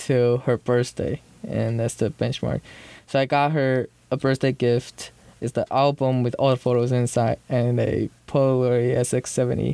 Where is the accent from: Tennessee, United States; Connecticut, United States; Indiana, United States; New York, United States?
New York, United States; Long Island; I'm a Chinese that grew up in Long Island